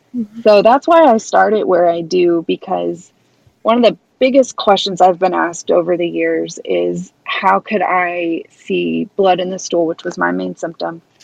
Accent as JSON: {"language": "English", "town": "Kansas City", "region": "Missouri", "country": "United States", "said": "this Midwestern girl from middle of the country. Here I come from Kansas City, Missouri"}